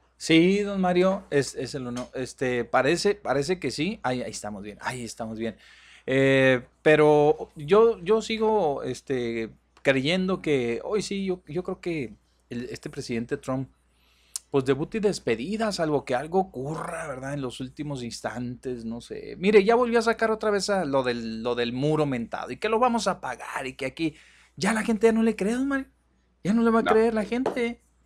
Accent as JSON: {"language": "Spanish", "country": "Mexico", "said": "nosotros aquí como mexicanos"}